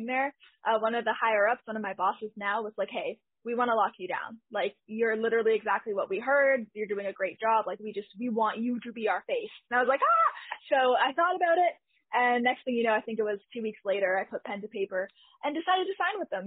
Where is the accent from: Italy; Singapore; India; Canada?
Canada; I am Canadian